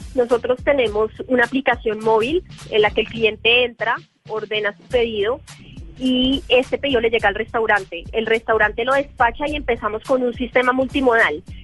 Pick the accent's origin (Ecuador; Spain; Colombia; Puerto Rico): Colombia; Nosotros somos colombianos